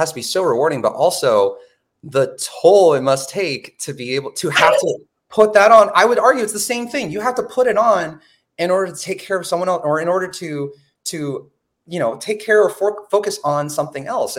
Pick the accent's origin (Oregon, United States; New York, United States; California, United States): Oregon, United States; Portland; I come from Portland, Oregon